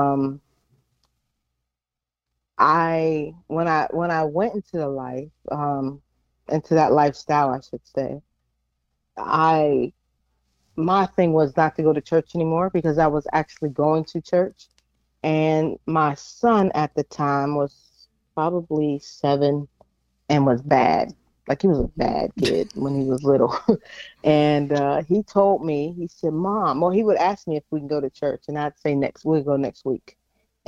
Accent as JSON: {"language": "English", "town": "Pittsburgh", "region": "Pennsylvania", "country": "United States", "moved": "yes", "lives_now": "Norfolk, United States", "said": "I am originally from Pittsburgh, PA. I live in Norfolk, Virginia"}